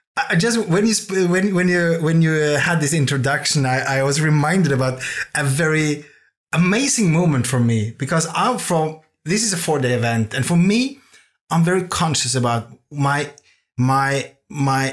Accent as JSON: {"language": "English", "country": "Norway", "tie": "born or raised there", "also_born_or_lived": "Copenhagen, Denmark", "second_language": "English", "moved": "as an adult", "said": "I grew up in Norway"}